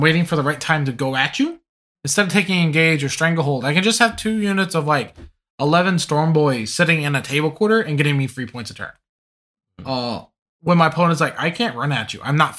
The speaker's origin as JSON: {"language": "English", "region": "Louisiana", "country": "United States", "said": "I'm from Louisiana, and like coming from the Cajun culture, we look at the French and like, yeah, we come from you. But at the same time, we're like, we're really not you."}